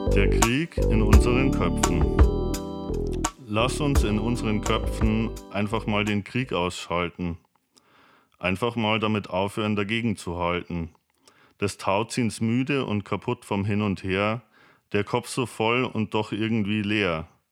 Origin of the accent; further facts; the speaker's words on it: Himmelmau?, Bavaria, Germany; Ich bin aus Himau ursprünglich im westlichen Landkreis Regensburg